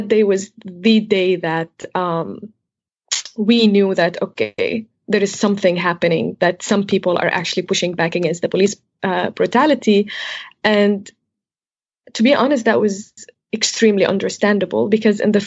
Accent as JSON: {"language": "English", "town": "Jableh", "region": "Latakia Governorate", "country": "Syria", "tie": "born or raised there", "moved": "yes", "said": "I was still in Jable, which is my hometown"}